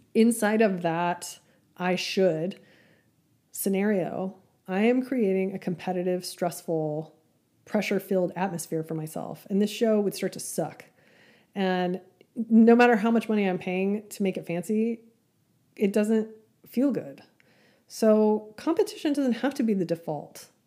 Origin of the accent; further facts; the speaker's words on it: Amarillo, Texas, United States; my hometown of Amarillo, Texas